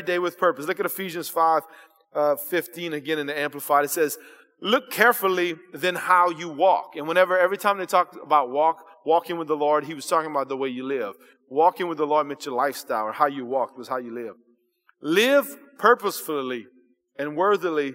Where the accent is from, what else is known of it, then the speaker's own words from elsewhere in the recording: South Louisiana, United States; I was born here in South Louisiana